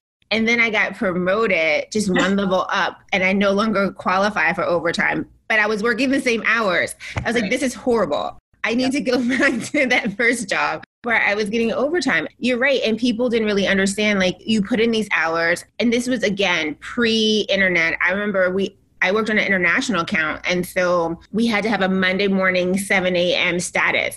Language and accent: English; the South, United States; moved away as an adult; also born or lived in Boston; I was raised in the South by this amazing parents who only had me